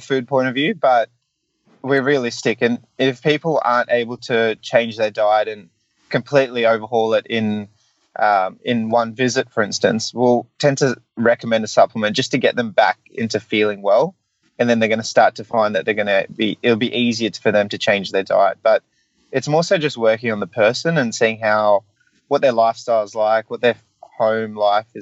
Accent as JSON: {"language": "English", "region": "New South Wales", "country": "Australia", "said": "I'm a New South Welshman"}